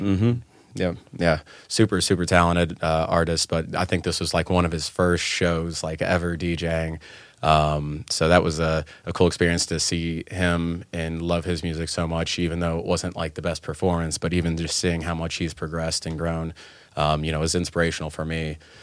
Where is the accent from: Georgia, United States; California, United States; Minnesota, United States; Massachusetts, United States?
Georgia, United States; Atlanta; I've been in, uh, Atlanta most of my life in Georgia, um, since I was, like, five or six